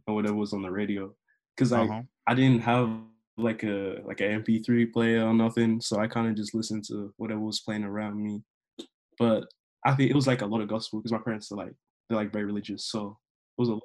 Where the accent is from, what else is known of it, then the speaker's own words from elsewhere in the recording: Melbourne, Victoria, Australia; I'm a rapper and producer out here from Melbourne, Australia